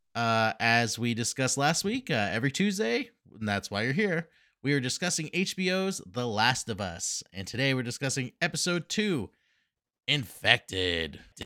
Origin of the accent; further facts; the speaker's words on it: Massachusetts, United States; we are from Massachusetts